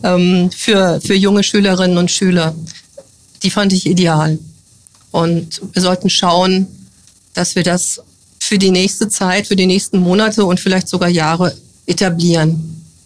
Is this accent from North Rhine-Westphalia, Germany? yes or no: no; near the border with the GDR, northern Hesse, Germany; moved away as an adult; now in Bad Kreuznach, Germany; Geboren bin ich im Norden Hessens, in der Nähe der Grenze zur DDR. Dort habe ich 1983 mein Abitur gemacht